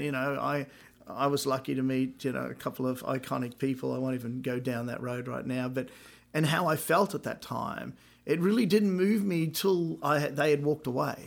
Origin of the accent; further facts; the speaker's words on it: Brisbane, Queensland, Australia; now in United States; I was fifteen. I bought, I was living in my mum and dad's house, Brisbane, Australia